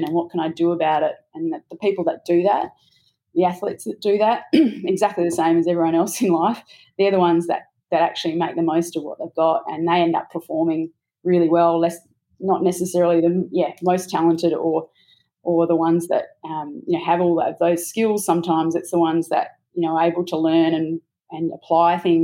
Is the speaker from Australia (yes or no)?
yes; Australia; I think as an Australian